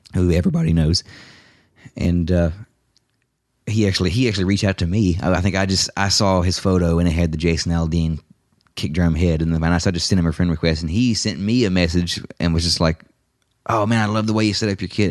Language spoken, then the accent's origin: English; Lexington, United States; moved away; Lexington, my hometown